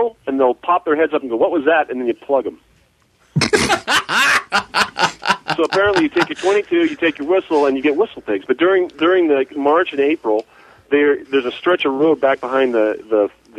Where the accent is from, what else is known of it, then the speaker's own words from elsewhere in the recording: San Francisco Bay Area, California, United States; also born or lived in Utah; now in Canyon County, United States; I grew up in the San Francisco Bay Area, 45 minutes from Frisco